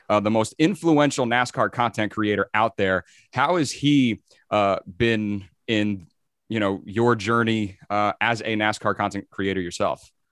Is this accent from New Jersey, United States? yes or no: yes; New Jersey, United States; as a New Jerseyan